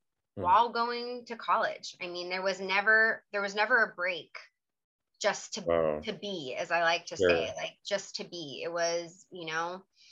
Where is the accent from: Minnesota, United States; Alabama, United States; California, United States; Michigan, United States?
California, United States; Ventura County; moved away as an adult; also born or lived in San Diego / South Korea; I was from Ventura County, which is about 3 hours north